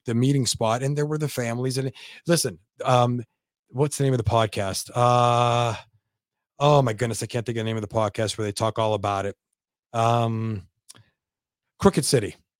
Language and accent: English; Youngstown, Ohio, United States; also born or lived in Lansing, Michigan